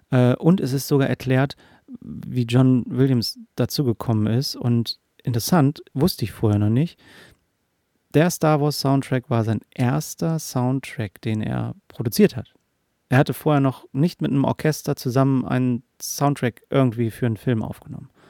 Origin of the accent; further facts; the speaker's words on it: Hanover, Lower Saxony, Germany; born there; Und wir sind beide in Hannover geboren.